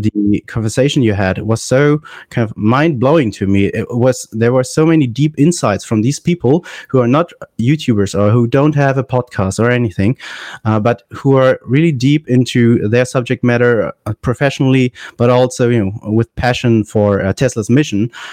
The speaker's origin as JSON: {"language": "English", "country": "Germany", "said": "I'm from Germany"}